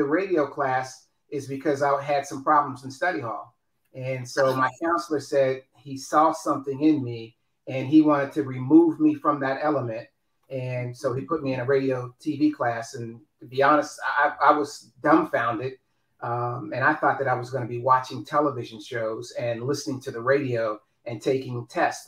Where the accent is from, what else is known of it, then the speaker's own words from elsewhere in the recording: Wheeling, West Virginia, United States; moved away as an adult; also born or lived in Pittsburgh, Pennsylvania / Tallahassee / Dallas; now in Atlanta, United States; a town called Wheeling, West Virginia. So that's where I was born. So, but I grew up claiming Pittsburgh